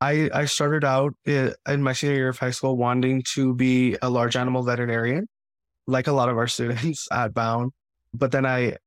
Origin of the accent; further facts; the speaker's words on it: Queens, New York, United States; I always grew up loving plants and animals, going to the farm, the local zoo. And really, up until I came to choose a high school in Queens